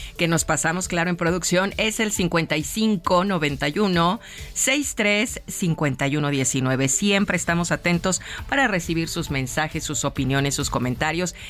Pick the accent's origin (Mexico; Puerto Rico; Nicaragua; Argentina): Mexico; mi país